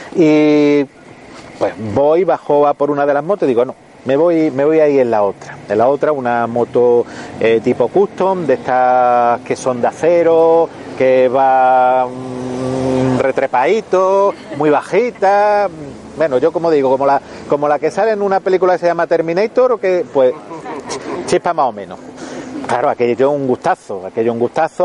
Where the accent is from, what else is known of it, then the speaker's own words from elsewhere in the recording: Melilla, Spain; soy de Melilla